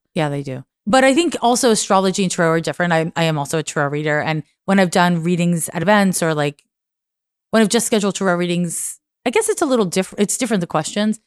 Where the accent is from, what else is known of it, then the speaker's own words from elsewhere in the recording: Montreal, Quebec, Canada; I'm from Montreal